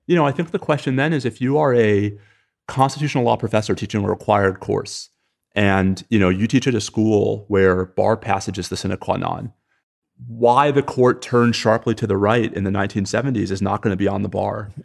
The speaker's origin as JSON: {"language": "English", "region": "New York", "country": "United States", "also_born_or_lived": "Texas", "moved": "yes", "said": "I'm a New Yorker"}